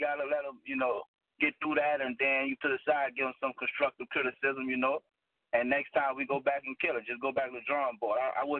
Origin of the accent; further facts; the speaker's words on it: Baton Rouge, Louisiana, United States; now in Atlanta, United States; shout out Baton Rouge, by the way. That's my hometown.